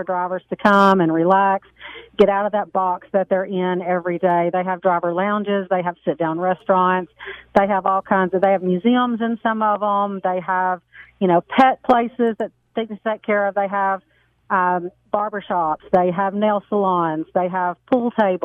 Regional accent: the South, United States; I'm from the South, so I have a papaw

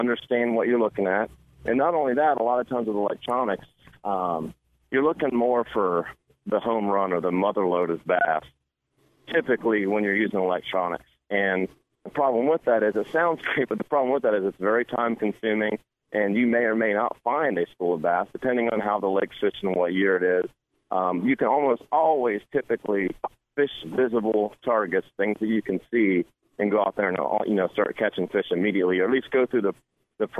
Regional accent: Ohio, United States; I'm from Ohio, so we pretty well have bass and bluegill and crappie and some catfish

